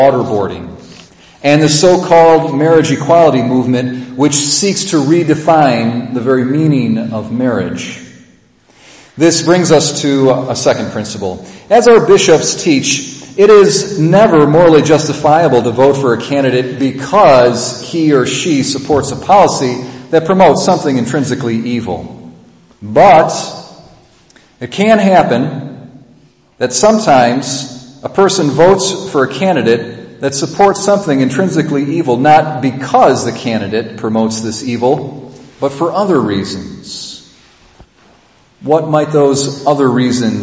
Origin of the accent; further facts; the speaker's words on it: United States; as American Catholics